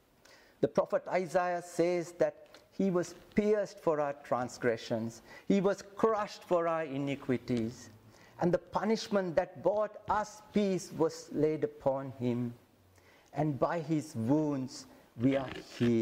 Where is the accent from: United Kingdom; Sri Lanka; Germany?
Sri Lanka; I come from Sri Lanka